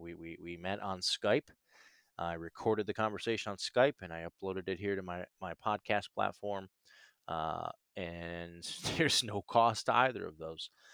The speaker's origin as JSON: {"language": "English", "town": "Canton", "region": "Ohio", "country": "United States", "tie": "born or raised there", "moved": "as an adult", "lives_now": "Nashville, United States", "said": "growing up in Canton, Ohio, um, it's not a small town"}